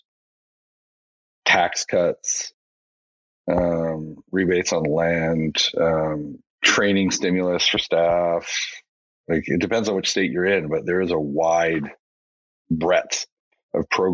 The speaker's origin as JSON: {"language": "English", "area": "just outside of Edmonton", "region": "Alberta", "country": "Canada", "tie": "born or raised there", "lives_now": "Calgary, Canada", "said": "I grew up just outside of Edmonton"}